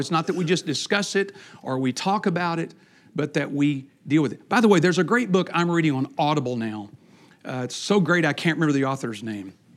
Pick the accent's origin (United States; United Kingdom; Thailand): United States; Texas; I grew up in Texas